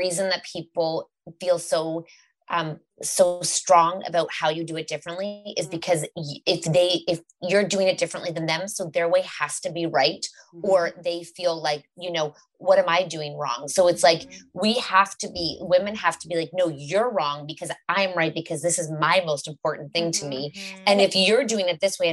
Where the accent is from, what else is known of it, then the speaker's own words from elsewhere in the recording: Canada; we're from Canada and we're quite liberal and open here.